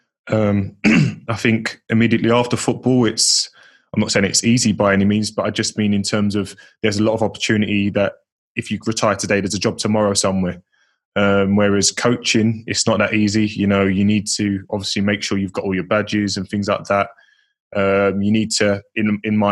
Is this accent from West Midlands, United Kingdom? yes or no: no; Leyton, London, United Kingdom; I grew up an Orient fan as well, because they were my local side